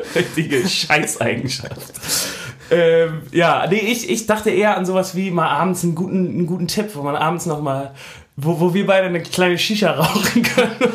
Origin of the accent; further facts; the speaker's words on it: Hamburg, Germany; als Hamburger